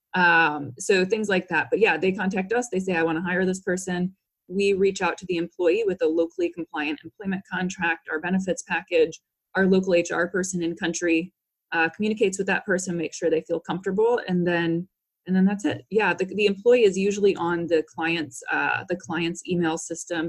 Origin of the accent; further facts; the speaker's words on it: St. Louis, Missouri, United States; I'm from St. Louis, Missouri originally, and my parents are both business people